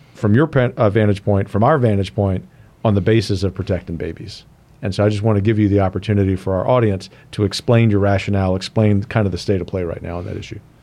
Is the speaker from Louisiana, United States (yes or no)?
yes; Louisiana, United States; I'm from Louisiana